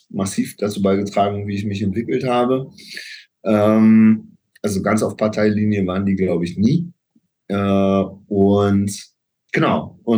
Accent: Kempten, Bavaria, Germany; also born or lived in Augsburg; ich bin geboren in Augsburg und wir haben dann aber in Kempten gelebt.

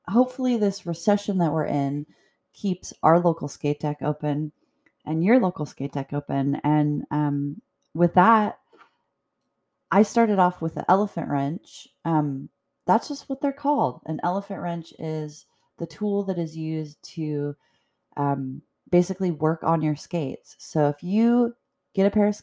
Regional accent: Edmonds, Washington, United States; I grew up in Edmonds

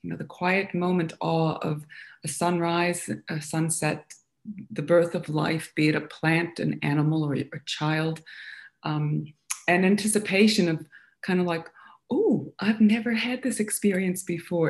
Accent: United States; moved away as an adult; now in Australia; Not born and raised in Australia, it might be noticeable by the sound of my voice. But I um, I wound up here kind of young in my early 20s, and um, having explored um, a lot of uh, subjects in humanities and, and uh, liberal arts when I was in my college in America

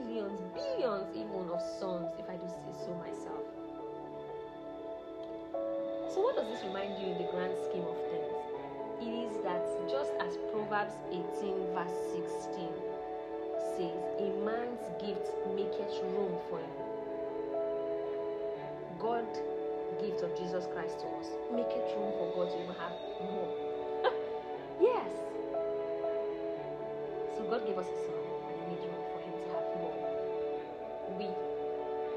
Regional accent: Nigeria; I'm from Nigeria, I'm Yoruba

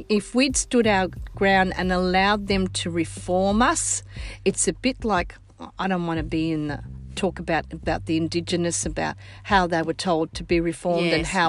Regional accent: Australia; first language Sicilian; I come from Australia, born of children of Sicilian migrants.

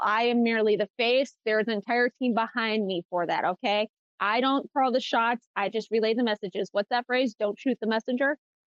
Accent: Detroit, Michigan, United States; I'm from Detroit.

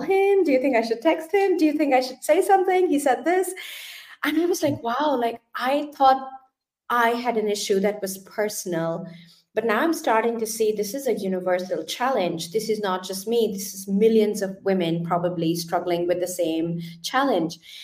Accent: India; moved away as an adult; now in Germany; I actually come from India. So I was born and brought up in India.

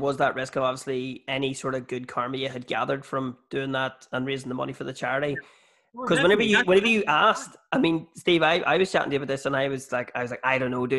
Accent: Northern Ireland, United Kingdom; I grew up in the North.

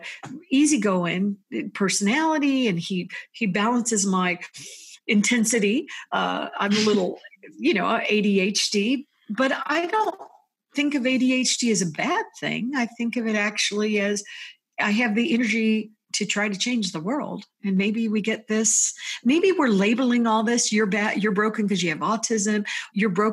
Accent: United States; also born or lived in Florida / Virginia; as an American

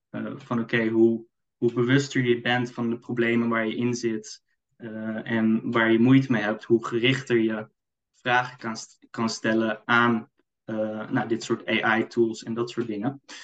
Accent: Amsterdam, North Holland, Netherlands; Ik kom uit Amsterdam.

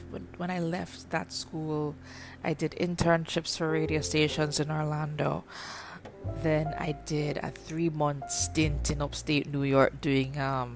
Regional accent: Kingston, Jamaica; moved away as an adult; now in Canada; I'm from Kingston, Jamaica, and I'm also a Canadian newbie

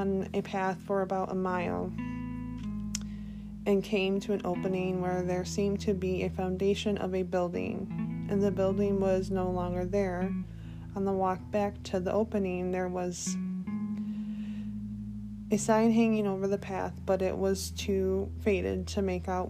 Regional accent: Michigan, United States; my home state of Michigan

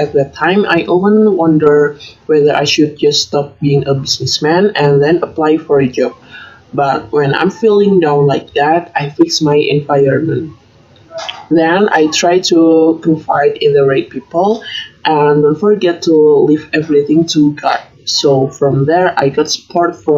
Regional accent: Semarang, Central Java, Indonesia; moved away as an adult; also born or lived in Bandung; I was originally from Semarang

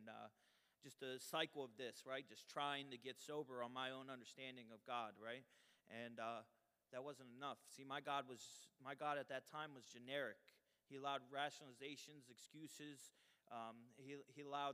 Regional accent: Trenton, New Jersey, United States; also born or lived in Colorado Springs, Colorado; I grew up in Trenton, New Jersey.

